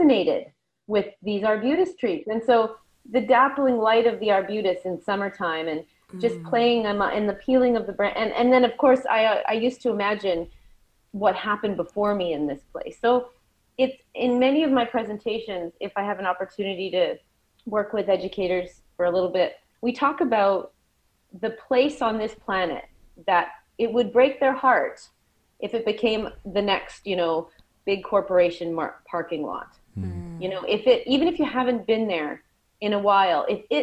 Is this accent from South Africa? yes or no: no; Saanich, British Columbia, Canada; also born or lived in Surrey, Canada; I grew up on the island on an Indigenous lands outside of Victoria called Saanich